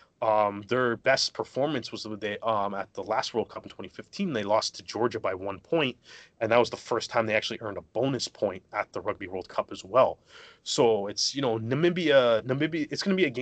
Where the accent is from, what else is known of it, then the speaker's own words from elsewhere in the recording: Canada; I'm Canadian